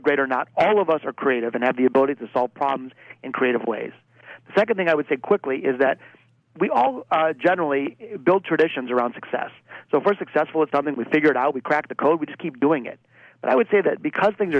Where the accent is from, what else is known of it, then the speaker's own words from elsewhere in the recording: Detroit, Michigan, United States; my hometown of Detroit, Michigan